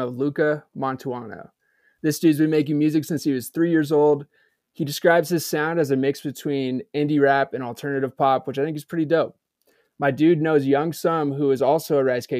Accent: Dallas, Texas, United States; I'm from Dallas, Texas

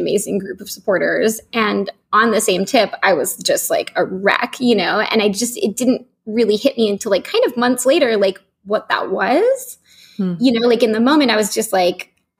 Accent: San Francisco, California, United States; moved away as an adult; also born or lived in Los Angeles; now in San Francisco, United States; I'm from San Francisco and my family is still here

